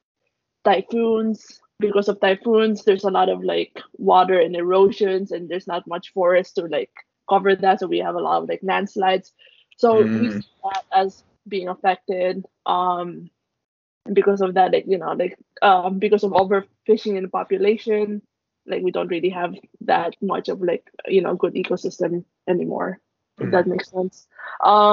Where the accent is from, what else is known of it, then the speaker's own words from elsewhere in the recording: Philippines; I'm Filipino